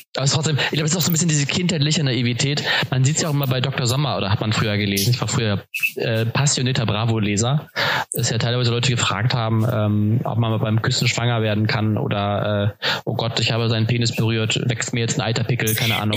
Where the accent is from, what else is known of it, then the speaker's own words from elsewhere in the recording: Cuxhaven, Lower Saxony, Germany; moved away as an adult; in eine WG zu ziehen in, in meiner Heimat, ähm, in Cuxhaven